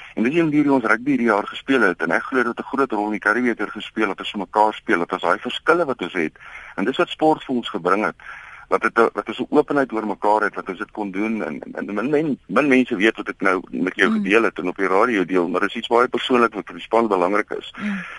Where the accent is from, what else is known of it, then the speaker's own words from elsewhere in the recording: South Africa; as Suid-Afrikaners